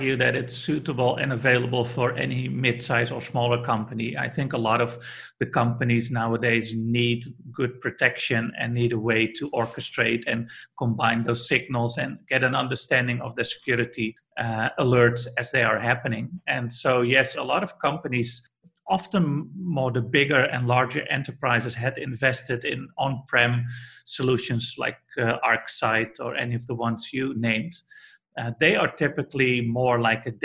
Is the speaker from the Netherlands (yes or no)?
yes; Netherlands; I'm from the Netherlands, or Holland, as we like to call it